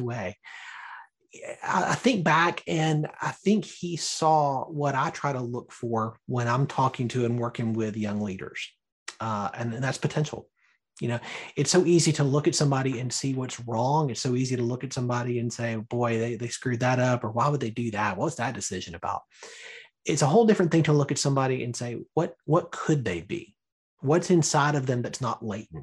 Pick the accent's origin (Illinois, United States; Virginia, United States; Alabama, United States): Alabama, United States; Birmingham; I was born and raised in Birmingham, Alabama